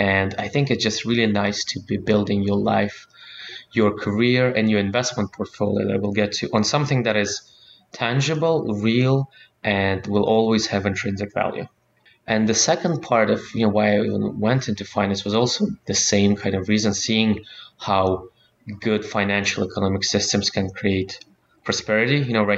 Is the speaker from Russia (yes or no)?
yes; Russia; I like to say I was born in Soviet Union, raised in Russia